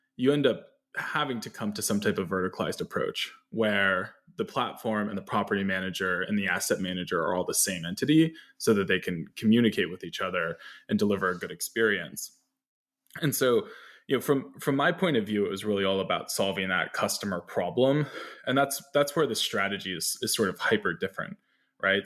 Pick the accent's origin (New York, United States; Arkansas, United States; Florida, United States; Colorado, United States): New York, United States; I grew up in New York, just north of the city